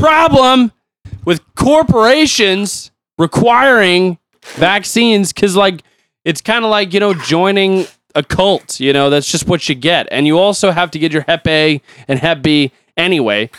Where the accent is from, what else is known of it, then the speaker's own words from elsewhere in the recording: United States; I'm an American